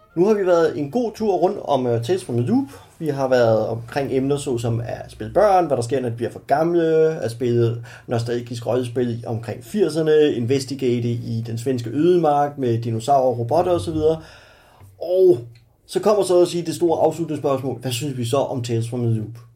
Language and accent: Danish; Stevns, Zealand, Denmark; på Stævns, min hjemstavn